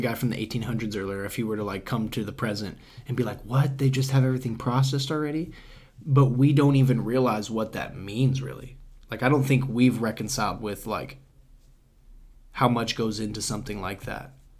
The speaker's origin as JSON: {"language": "English", "country": "United States", "said": "as an American"}